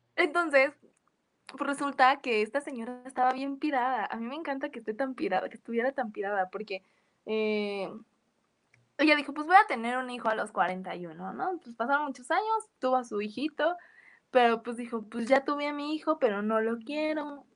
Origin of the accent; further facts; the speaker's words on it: Mexico; nosotros como mexicanos, sin darnos cuenta, siempre hablamos en octañol